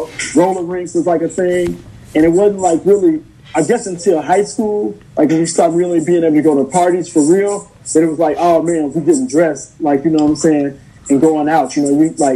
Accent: Chicago, Illinois, United States; also born or lived in Kansas; I was born in Chicago, but I lived with my mom in Kansas, so I was 10. Then I moved back to Chicago to stay with my dad

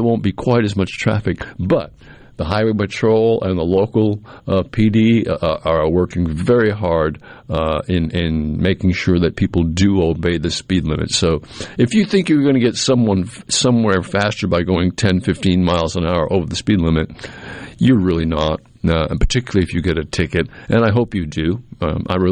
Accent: New England, United States; now in the South, United States; I grew up in New England

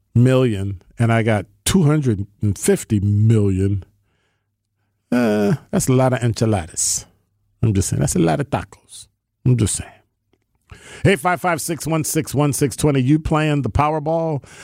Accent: Chicago, Illinois, United States; moved away as an adult; now in Milwaukee, United States; I'm from Chicago, born and raised

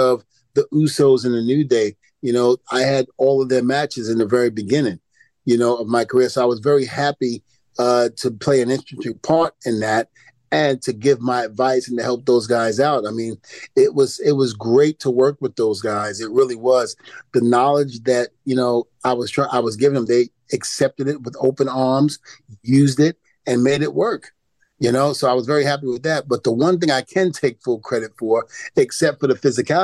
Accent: New York City, New York, United States; also born or lived in New Rochelle, New York; Even though I'm from Brooklyn, New York, I spent a little time in New Rochelle, New York

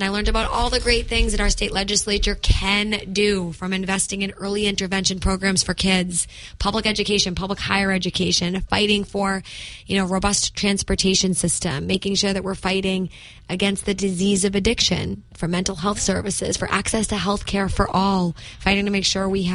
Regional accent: Methuen, Massachusetts, United States; also born or lived in Lawrence, Massachusetts; I was born to a 17-year-old single mother, grew up in the city of Methuen and Lawrence, housing insecure

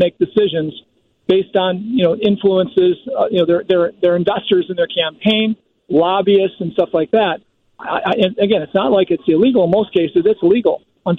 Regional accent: Chicagoland area, Illinois, United States; also born or lived in Lake County, Illinois / McHenry County, Illinois; I'm from the Chicagoland area

